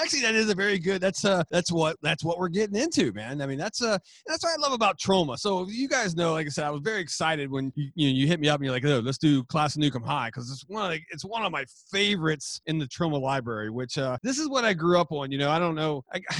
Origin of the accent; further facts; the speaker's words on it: West Virginia, United States; I grew up in West Virginia. I got slang that will blow your mind, man.